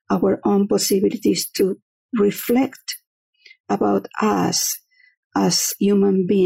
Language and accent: English; Fredericksburg, Virginia, United States; I am from uh, Fredericksburg, Virginia.